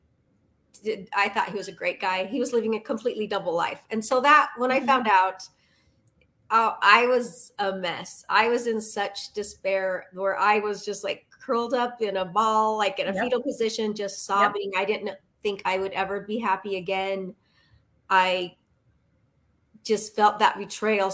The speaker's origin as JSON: {"language": "English", "region": "Utah", "country": "United States", "said": "I'm from Utah and I'm 55."}